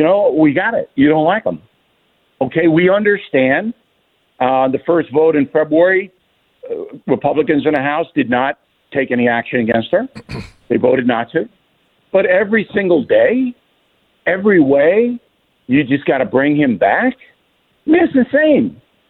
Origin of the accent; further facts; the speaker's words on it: Levittown, New York, United States; also born or lived in Manhattan, New York; I was born in Manhattan, and I was raised in Levittown, as you guys know. And I know this city as well as any human being on the earth.